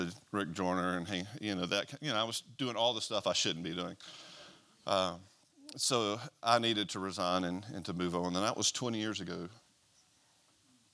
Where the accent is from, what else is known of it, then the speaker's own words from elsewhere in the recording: Mobile, Alabama, United States; now in Gadsden, United States; I'm originally from Mobile, Alabama.